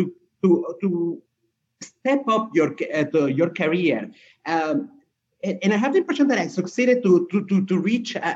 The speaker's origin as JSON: {"language": "English", "area": "French-speaking Switzerland", "region": "Romandy", "country": "Switzerland", "tie": "born or raised there", "also_born_or_lived": "Peru", "moved": "as an adult", "lives_now": "Dubai, United Arab Emirates", "said": "I grew up in Switzerland in the French side"}